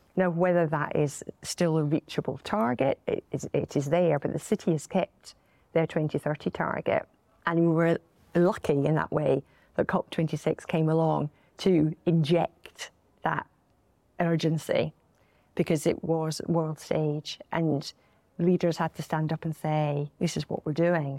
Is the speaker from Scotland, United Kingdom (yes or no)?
yes; Glasgow, Scotland, United Kingdom; our city and our country